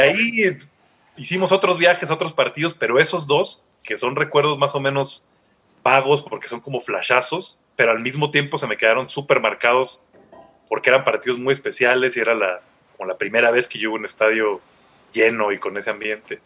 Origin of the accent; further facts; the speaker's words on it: Tuxtla Gutiérrez, Chiapas, Mexico; yo soy de Chiapas, de Tuxtla, entonces como un montón de gente de provincia